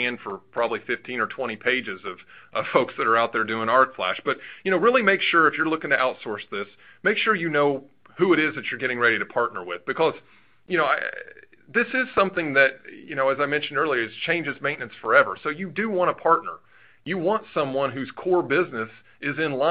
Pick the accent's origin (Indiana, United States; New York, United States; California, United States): Indiana, United States; Southern; I'm from Southern Indiana